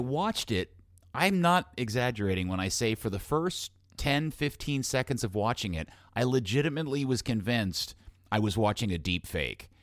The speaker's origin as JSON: {"language": "English", "country": "United States", "said": "as an American"}